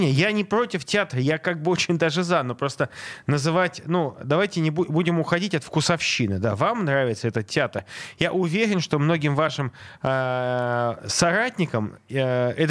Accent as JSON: {"language": "Russian", "region": "Saint Petersburg", "country": "Russia", "said": "Я из Санкт-Петербурга"}